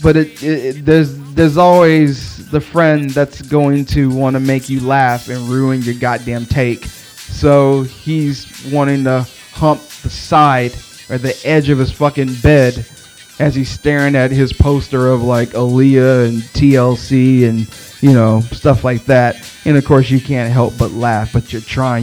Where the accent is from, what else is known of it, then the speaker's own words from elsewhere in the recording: Texas, United States; I'm from Texas.